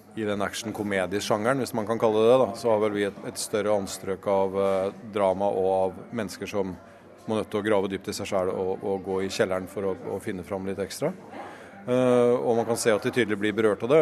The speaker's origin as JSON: {"language": "Norwegian", "town": "Halden", "region": "Østfold", "country": "Norway", "tie": "born or raised there", "moved": "yes", "said": "mennesker som jeg har vokst opp med i Halden"}